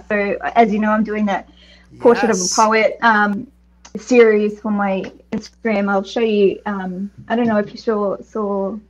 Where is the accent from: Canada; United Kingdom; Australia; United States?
Australia; also born or lived in Philippines; Yeah, half Filipino and half Australian, but yeah, grew up here, so yeah, Australian.